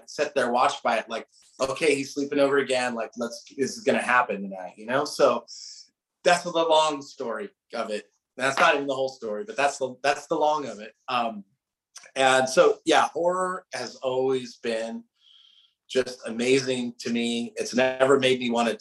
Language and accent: English; Southern California, United States; I grew up in Southern California, but like suburban Southern California. So about an hour north of LA and a bit secluded.